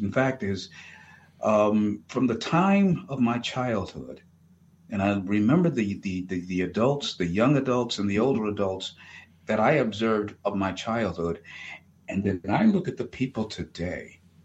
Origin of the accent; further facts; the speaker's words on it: United States; as an American